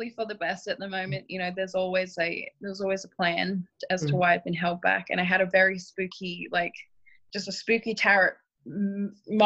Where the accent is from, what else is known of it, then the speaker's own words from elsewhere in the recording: Australia; Where I grew up as well in Australia